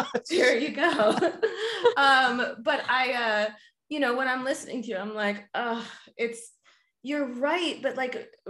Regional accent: Florida, United States; I'm from Florida

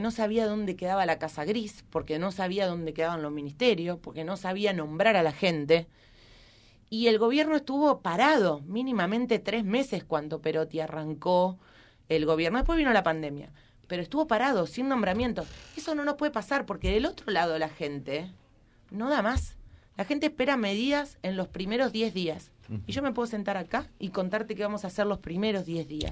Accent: Gálvez, Santa Fe, Argentina; soy de Galvez

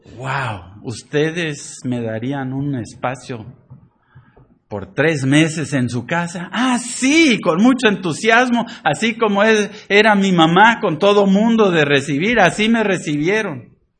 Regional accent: Poza Rica, Veracruz, Mexico; moved away; crecí en México, pero así no le hacíamos allá en Poza Rica

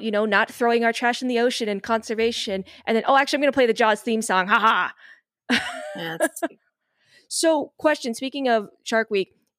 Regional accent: Bay Area, California, United States; moved away; we're from the Bay Area originally

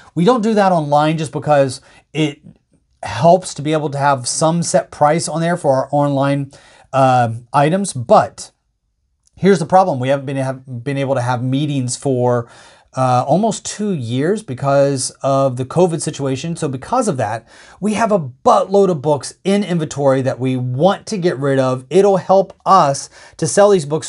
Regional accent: United States; as an American

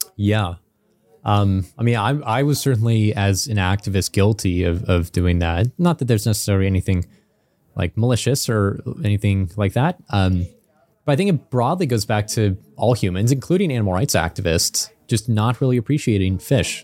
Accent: Illinois, United States; I grew up in Illinois in the U S

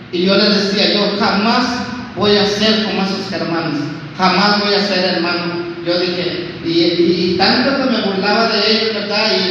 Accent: Veracruz, Mexico; moved away as an adult; now in Nuevo Laredo, Mexico; yo vengo de, Veracruz, ¿verdad? Ahorita ya tengo 20 años que vivo aquí en Nuevo Laredo, vivo ahí en la colonia Villa de San

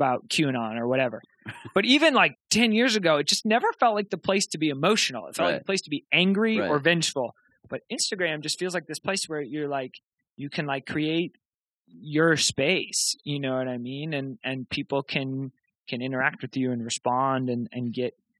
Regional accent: Rochester, New York, United States; moved away as an adult; now in Boston, United States; I grew up in Rochester, New York.

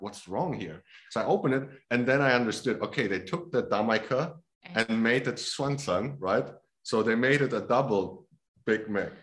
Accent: Hamburg, Germany; moved away as an adult; also born or lived in Poland; now in Taiwan; I was born there. I grew up in Germany

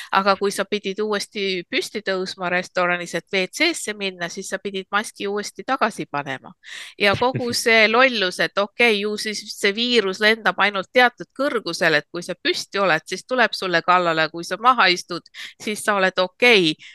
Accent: Estonia; now in United States; ma olen Eestis eh, sündinud ja kasvanud

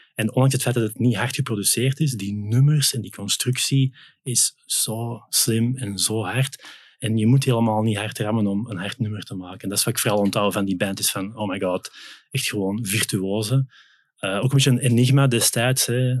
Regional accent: Belgium; also born or lived in Netherlands; now in Vianen, Netherlands; Belg bij Bird, maar ik woon toch al zes jaar in Nederland intussen

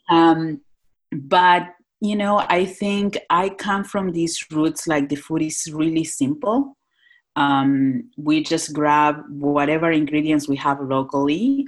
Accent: Northwest Argentina, Argentina; moved away as an adult; now in Philadelphia, United States; I'm uh, born and raised in Northwest Argentina.

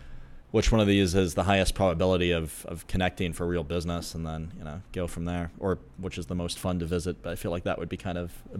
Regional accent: United States; Being American

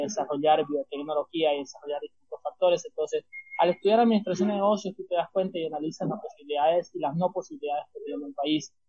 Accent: Santa Cruz de la Sierra, Santa Cruz, Bolivia; mi ciudad, que, ha sido, que es Santa Cruz de la Sierra

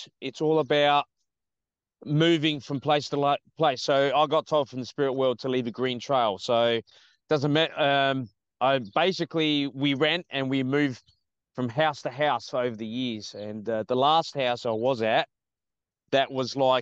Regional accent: Australia; I'm from Australia, obviously, you know. I'm Italian origin

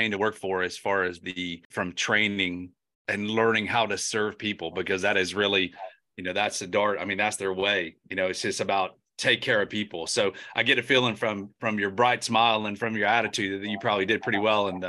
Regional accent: Atlanta, Georgia, United States; I'm a Georgia boy too. I was born and raised in Atlanta.

